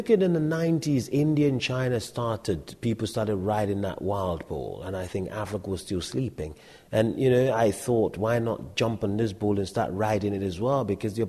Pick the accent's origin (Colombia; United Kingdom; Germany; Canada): United Kingdom; It's the British. You know, we're British ourselves